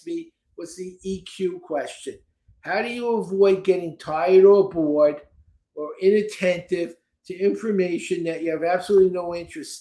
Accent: New York City, New York, United States; also born or lived in Texas; now in Florida, United States; I grew up in Brooklyn

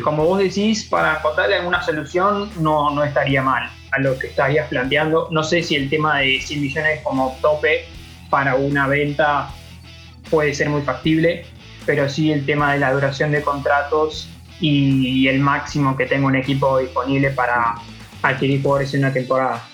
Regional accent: Argentina; Yo lo veo como argentino

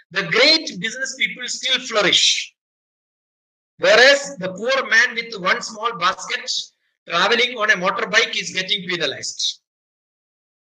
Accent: Kerala, India; I am from Kerala

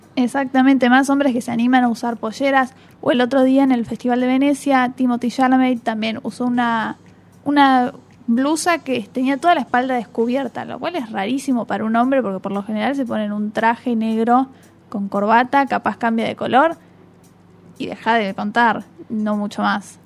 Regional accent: Argentina; en nuestro país también se hacen presentaciones

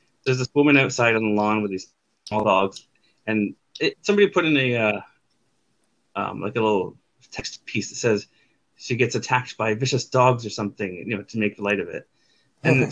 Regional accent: Canada; I'm Canadian

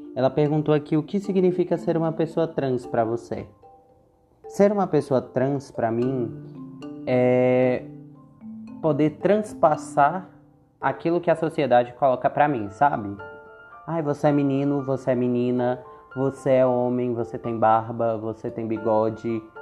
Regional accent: Brasília, Federal District, Brazil; nascida e criada em Brasília

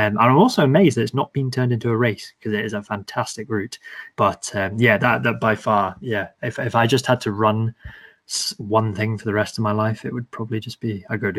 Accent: Elgin, Scotland, United Kingdom; Well, my old man was in the Air Force, so we travelled a lot. But I kind of did my teenage years up in Elgin on the Murray coastline.

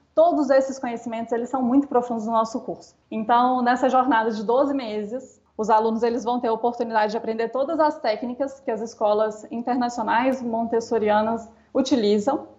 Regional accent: Brazil; muito comum no estado que eu, que eu nasci, aqui no Brasil

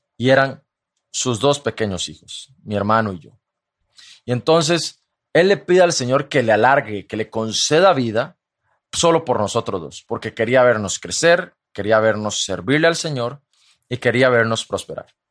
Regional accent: Costa Rica; mi país, Costa Rica

